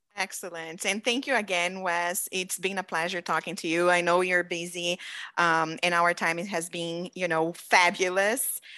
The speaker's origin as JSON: {"language": "English", "country": "Brazil", "moved": "yes", "lives_now": "United States", "said": "I've been in the United States for fifteen years, you know very well, I'm from Brazil."}